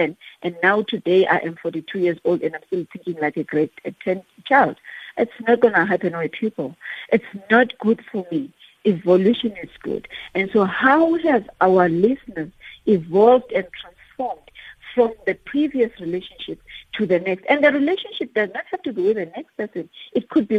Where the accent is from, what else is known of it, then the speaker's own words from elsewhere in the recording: Eastern Cape, South Africa; I'm from the Eastern Cape